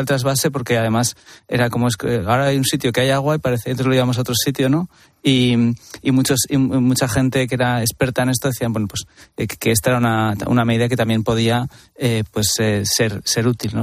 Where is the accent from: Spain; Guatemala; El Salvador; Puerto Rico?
Spain; Aragon; yo que soy, que soy de Aragón